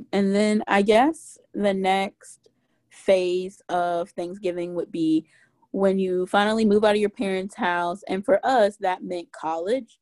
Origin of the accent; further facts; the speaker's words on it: Mississippi, United States; I grew up in Mississippi